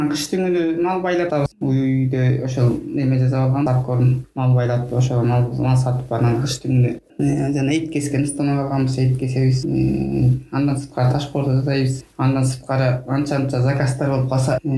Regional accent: Kulanak, Naryn Region, Kyrgyzstan; also born or lived in Yakutia, Russia / Astana, Kazakhstan; куланак айылында туулуп өскөм айылда бир миң тогуз жүз жетимиш тогузунчу жылы төрөлгөн

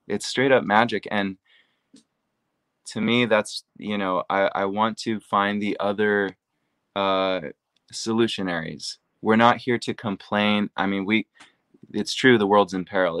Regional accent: Seattle, Washington, United States; I'm from Seattle, Washington

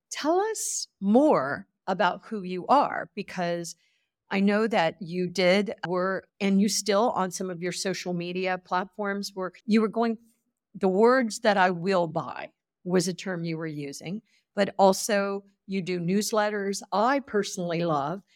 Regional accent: United States; as an American

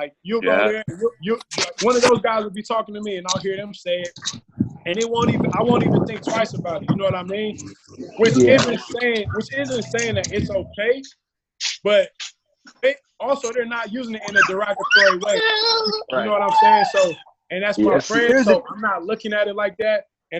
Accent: the Bay Area, California, United States; growing up in the Bay

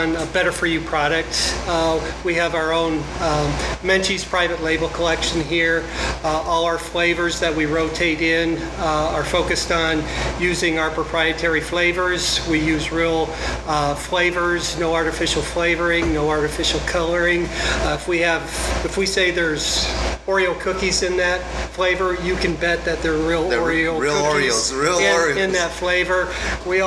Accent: South Dakota, United States; moved away as an adult; now in Gilbert, United States; I'm born and raised in South Dakota

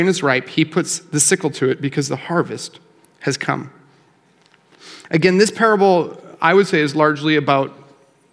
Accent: Calgary, Alberta, Canada; now in Lloydminster, Canada; I grew up in Calgary, and I live in Lloyd.

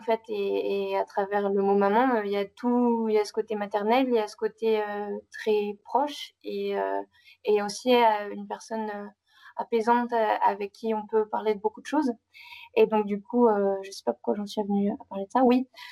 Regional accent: Normandy, France; moved away as an adult; now in Brazzaville, Congo; je suis une Normande de 26 ans qui a atterri au Congo

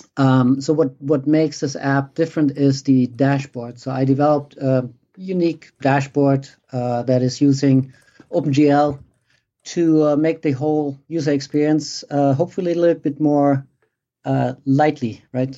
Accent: Germany; moved away as an adult; now in United States; I grew up in Germany. Uh, I came over to the States in, uh, when was it? ninety-seven, so twenty-one odd years ago.

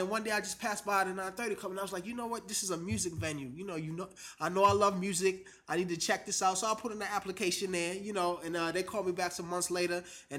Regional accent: New York, United States; now in Washington, United States; I'm a transplant to the D.C. area. I'm originally from New York.

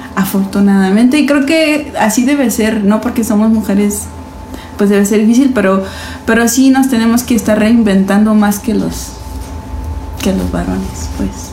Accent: Mexico City, Mexico; moved away; also born or lived in Puebla / Veracruz; soy de la Ciudad de México, pero poblana por adopción y, jarocha por Convicción

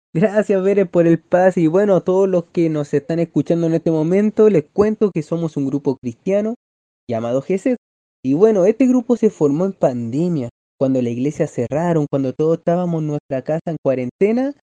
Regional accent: Valparaíso, Chile; soy de Chile, de la región de Valparaíso

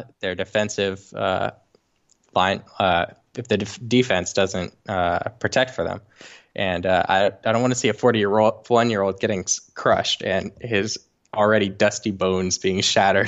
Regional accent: Los Angeles, California, United States; also born or lived in Saint Louis; I'm from Los Angeles.

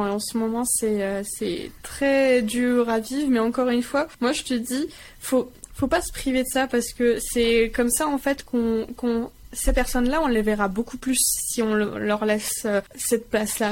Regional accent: France; Je suis française à 100%

